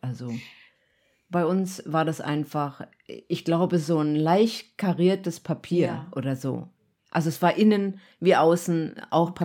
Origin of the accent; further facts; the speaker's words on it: East Germany, Germany; ich bin ja im Osten aufgewachsen